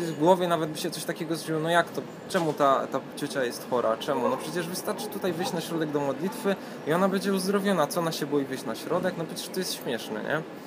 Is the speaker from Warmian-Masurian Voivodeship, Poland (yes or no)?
no; Katowice, Silesian Voivodeship, Poland; od samego dzieciństwa y, chodzę do kościoła zielonoświątkowego akurat w Katowicach